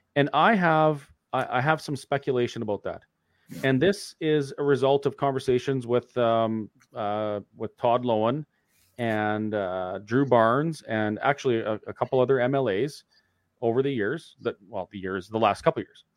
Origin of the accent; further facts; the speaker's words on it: Alberta, Canada; as a Canadian and, and an Albertan